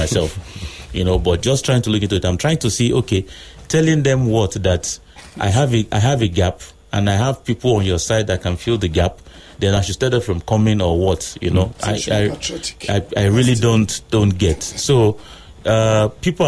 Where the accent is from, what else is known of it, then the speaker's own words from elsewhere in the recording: Nigeria; I was born in Nigeria